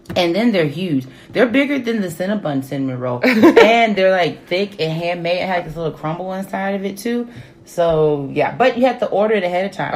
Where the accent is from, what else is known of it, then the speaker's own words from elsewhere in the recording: Dallas, Texas, United States; I grew up in Dallas, Texas